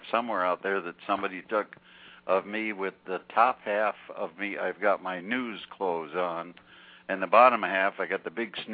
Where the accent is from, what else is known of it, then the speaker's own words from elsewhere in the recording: Detroit, Michigan, United States; moved away; also born or lived in Peru, Indiana / Jackson, Michigan / Cleveland, Ohio; I was born in Detroit, so a lot of family was there